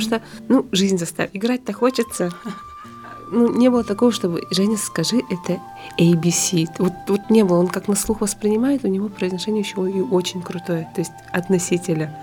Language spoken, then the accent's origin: Russian; Sakha Republic, Russia; moved away as an adult; now in Tokyo, Japan; с нами, с народом Саха